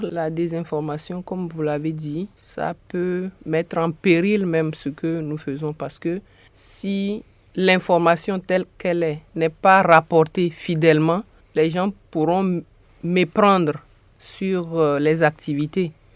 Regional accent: Togo; now in New York, United States; Je suis togolaise de nationalité

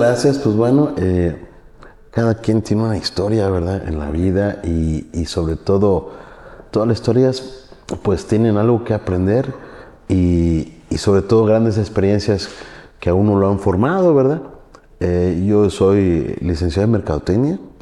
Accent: Orizaba, Veracruz, Mexico; moved away as an adult; Yo soy de Orizaba, Veracruz

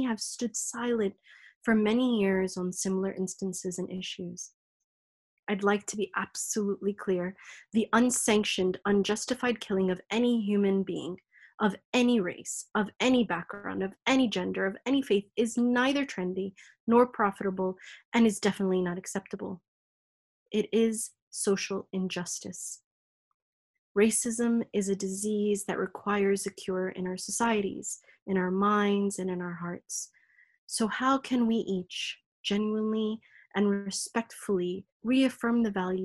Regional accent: United States; moved away as an adult; now in United Kingdom; As an American woman of African heritage, often classified as ethnic and minority, having lived in America for over 3 decades before living here in the UK

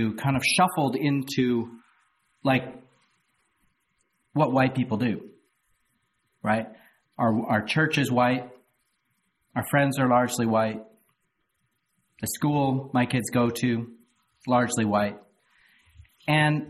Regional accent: Canada; moved away as an adult; now in Louisville, United States; I moved down to Louisville from Canada 10 years ago. And I was a horribly naive Canadian

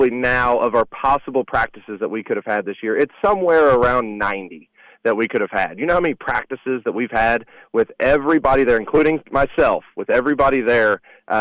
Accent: Southern Indiana, United States; growing up in Southern Indiana and having a great appreciation for, basketball in this area

